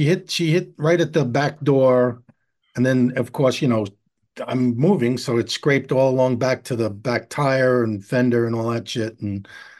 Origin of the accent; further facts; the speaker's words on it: New York City, New York, United States; moved away; I grew up in New York City. I grew up in the projects